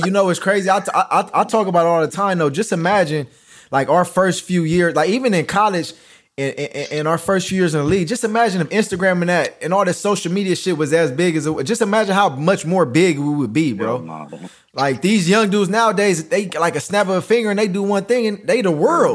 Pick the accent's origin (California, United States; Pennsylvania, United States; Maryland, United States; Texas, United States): California, United States; Los Angeles; I came from Crenshaw.